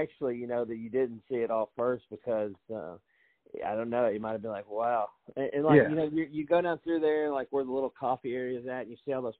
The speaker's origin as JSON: {"language": "English", "region": "Middle Tennessee", "country": "United States", "tie": "born or raised there", "said": "I wasn't born there. I was born in Middle Tennessee, but I plan on dying in the area."}